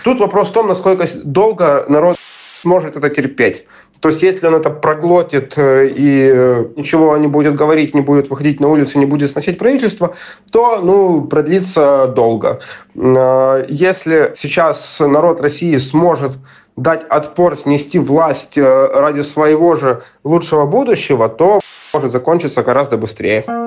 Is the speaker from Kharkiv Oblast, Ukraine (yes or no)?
yes; Kharkiv, Kharkiv Oblast, Ukraine; moved away as an adult; Я родился и вырос в Харькове